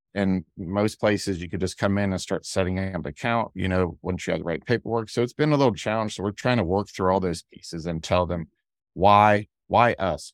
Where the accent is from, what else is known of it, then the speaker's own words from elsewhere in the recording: Ohio, United States; now in Georgia, United States; we had sunflowers growing up in Ohio